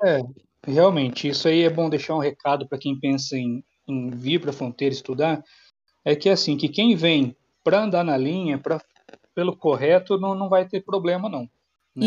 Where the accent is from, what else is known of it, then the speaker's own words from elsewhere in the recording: Mogi Guaçu, São Paulo, Brazil; moved away as an adult; now in Paraguay; sou de Mogi Guaçu, interior de São Paulo